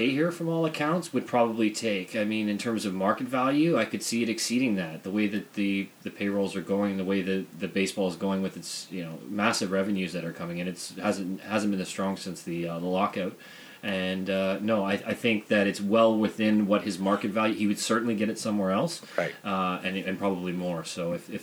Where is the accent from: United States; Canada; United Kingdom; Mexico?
Canada; Mississauga, Ontario; Chris played ball in my age group growing up in the Mississauga North baseball system